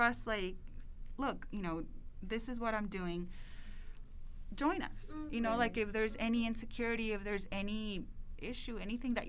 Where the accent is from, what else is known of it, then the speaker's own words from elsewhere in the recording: El Paso, Texas, United States; moved away as an adult; I was born and raised in El Paso